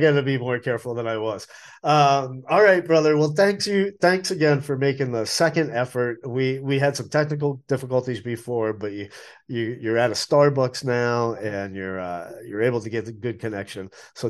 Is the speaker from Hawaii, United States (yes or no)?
no; Westborough, Massachusetts, United States; now in Asheville, United States; There was a great Middle Eastern restaurant in Worcester, Massachusetts in the 1970s, and I grew up in Westboro, which is right next door.